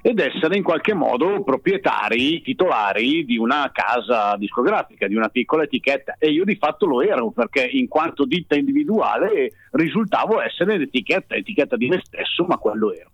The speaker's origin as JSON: {"language": "Italian", "town": "Bergamo", "region": "Lombardy", "country": "Italy", "said": "io da bergamasco dialettale"}